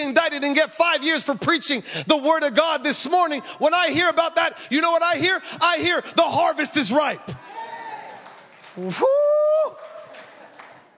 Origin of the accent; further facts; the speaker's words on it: Canada; now in Kona, United States; this is where I'm from. I'm so blessed to say that I'm from Canada